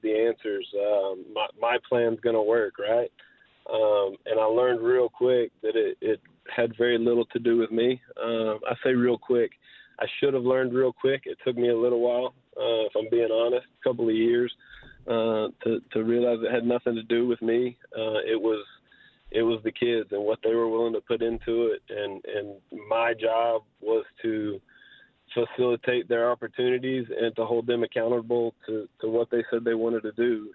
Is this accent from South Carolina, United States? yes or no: no; Southeast Texas, United States; I grew up in Southeast Texas. I went to Hardin Jefferson High School um, up through my junior year.